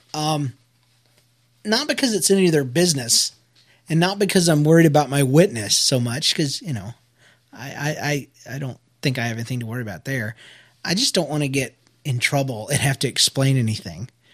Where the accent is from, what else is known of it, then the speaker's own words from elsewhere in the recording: United States; I'm American